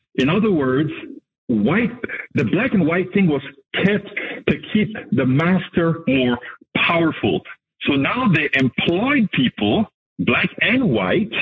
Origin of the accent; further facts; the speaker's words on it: Panama; I'm from Panama